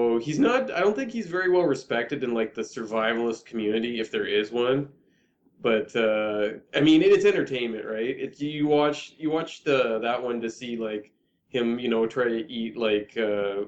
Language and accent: English; Canada; We're so Canadian